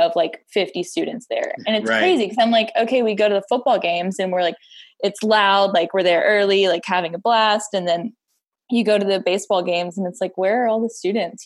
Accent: Round Rock, Texas, United States; I grew up in Round Rock

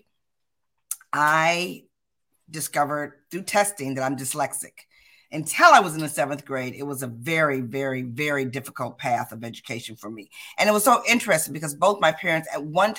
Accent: Detroit, Michigan, United States; I'm born and raised in Detroit, Michigan. I hope they can tell I'm a Midwest girl.

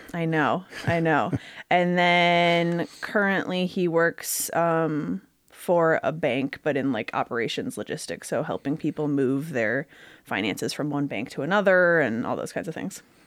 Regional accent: Grosse Pointe, Michigan, United States; I was born in Grosse Pointe, Michigan.

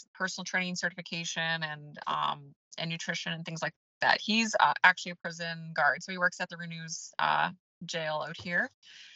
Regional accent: Edmonton, Alberta, Canada; moved away as an adult; now in Upper Blackville, Canada; I'm originally from Edmonton, Alberta, but my husband and I, we relocated from Edmonton 5 years ago to rural New Brunswick, the amazing Upper Blackville

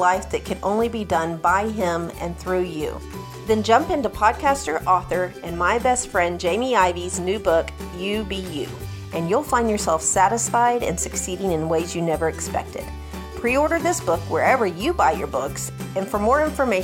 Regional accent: Gulf Coast, south of Houston, Texas, United States; now in Dallas, United States; I grew up down on the Gulf Coast, well, south of Houston.

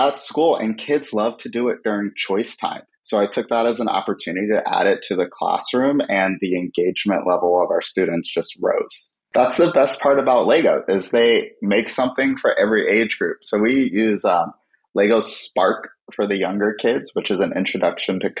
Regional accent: San Francisco, California, United States; born and raised in San Francisco

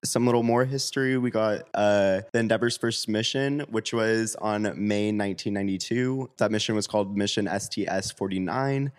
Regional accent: Sacramento, California, United States; also born or lived in Los Angeles; I'm originally from Sacramento

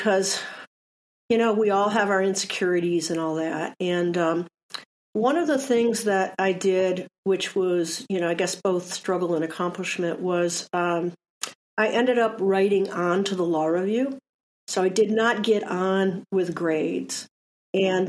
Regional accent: Detroit, Michigan, United States; moved away as an adult; also born or lived in Ann Arbor, Michigan / San Diego, California; I grew up in Detroit

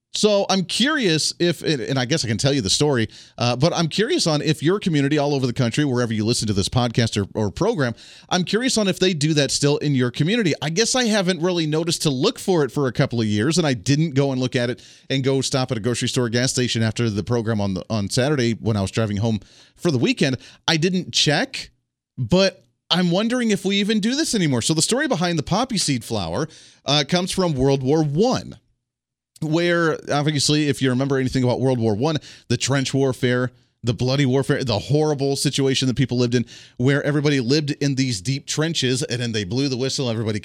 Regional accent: Ohio, United States; also born or lived in Colorado; Now, I grew up in Ohio originally. Then I grew up in Colorado and kind of bounced back and forth between the two.

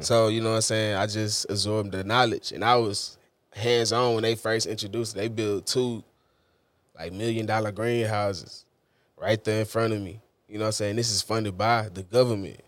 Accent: Houston, Texas, United States; I was born and raised in Houston.

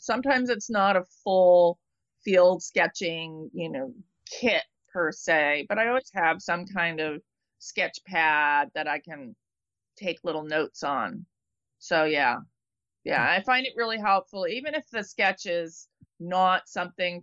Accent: East Coast, United States; now in California, United States; I grew up on the East Coast

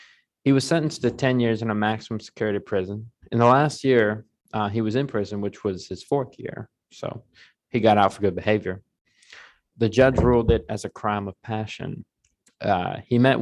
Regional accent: the South, United States; growing up in the South and being around a lot of religious people most of my life

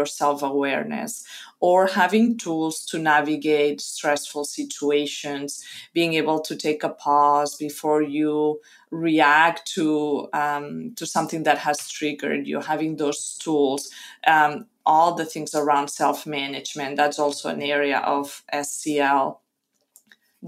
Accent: Costa Brava, Catalonia, Spain; first language Spanish; English is a second language; moved away as an adult; immigrated to my hometown in the Costa Brava in Spain from North Africa

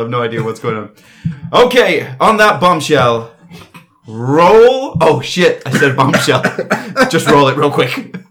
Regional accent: United Kingdom; I'm not foreign. I'm British.

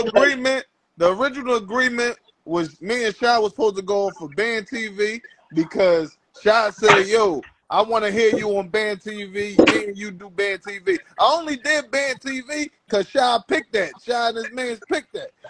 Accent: Philadelphia, Pennsylvania, United States; I'm from Philly, man. That that that southwest side.

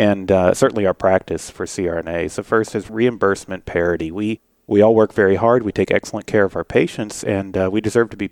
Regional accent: Fort Worth, Texas, United States; I'm from Fort Worth, Texas

